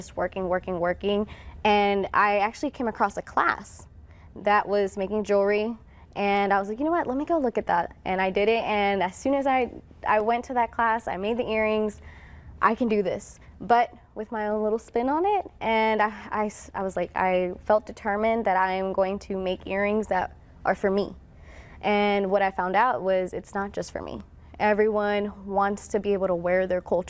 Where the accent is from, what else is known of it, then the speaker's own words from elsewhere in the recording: Waco, Texas, United States; I am a Waco native, born and raised here.